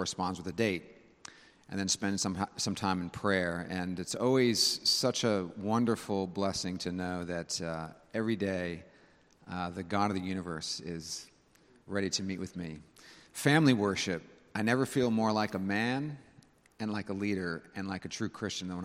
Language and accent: English; Northern California, United States; now in South Carolina, United States; growing up in Northern California, we always had our windows open